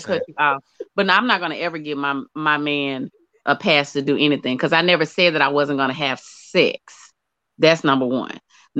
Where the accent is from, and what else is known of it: Arkansas, United States